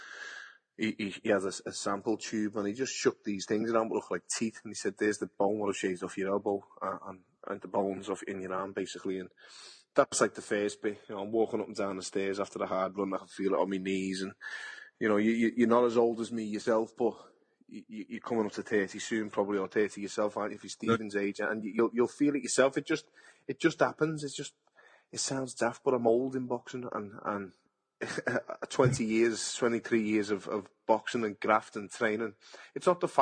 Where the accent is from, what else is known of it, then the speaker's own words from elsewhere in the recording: Liverpool, North West England, United Kingdom; I'm a boxer from Liverpool, England.